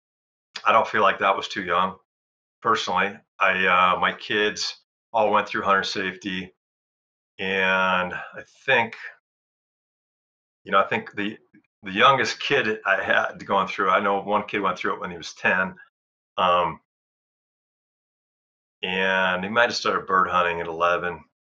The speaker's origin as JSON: {"language": "English", "region": "Wisconsin", "country": "United States", "tie": "born or raised there", "moved": "yes", "said": "I grew up in Wisconsin"}